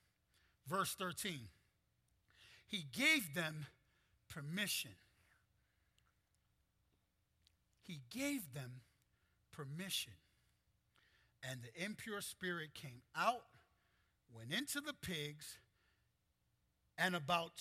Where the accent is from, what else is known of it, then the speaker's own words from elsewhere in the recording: New York City, New York, United States; I'm half Puerto Rican, half Dominican. I'm from Brooklyn, New York